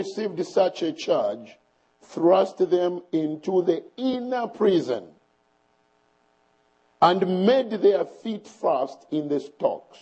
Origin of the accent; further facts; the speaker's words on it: Bushbuckridge, Mpumalanga, South Africa; I come from South Africa in a town called Bushbuck Ridge